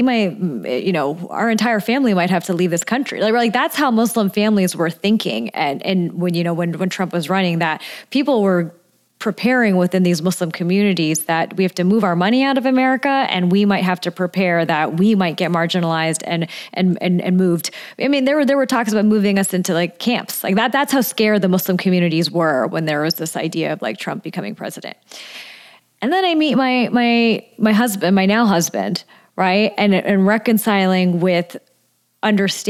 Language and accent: English; Southern California, United States; where I grew up in Southern California